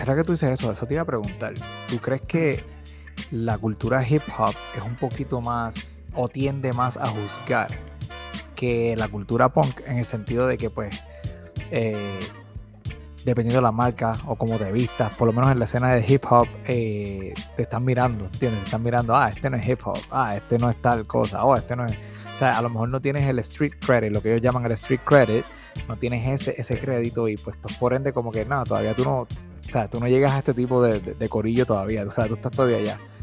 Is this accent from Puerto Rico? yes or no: yes; Bayamón, Puerto Rico; … y yo somos los dos de Bayamón, nacidos y criados en Bayamón